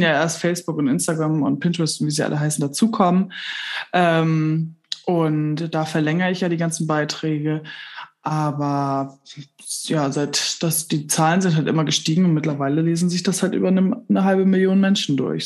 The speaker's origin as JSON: {"language": "German", "town": "Kellinghusen", "region": "Schleswig-Holstein", "country": "Germany", "tie": "born or raised there", "lives_now": "Bargum, Germany", "said": "bin im Landhandel aufgewachsen in Kellinghusen. Das ist im Kreis Steinburg"}